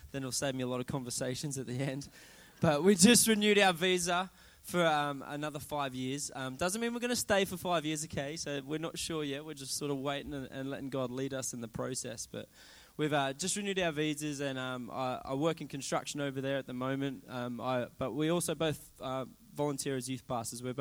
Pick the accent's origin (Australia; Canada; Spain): Australia; now in England; I'm from England, even though I don't sound like it because I am Australian.